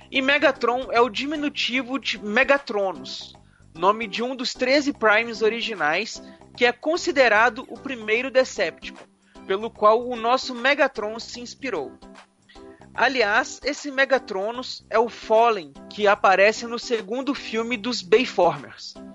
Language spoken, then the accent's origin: Portuguese; Mogi Mirim, São Paulo, Brazil; Olá pessoal do MachineCast … tenho 21 anos e sou de Mogi Mirim, São Paulo.